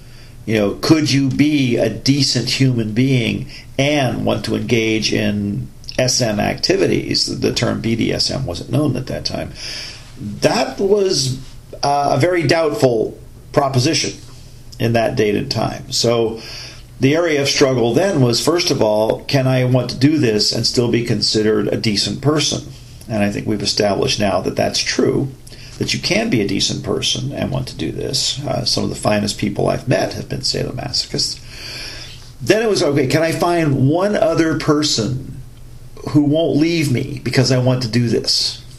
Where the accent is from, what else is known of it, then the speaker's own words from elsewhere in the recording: United States; my jingoism as an American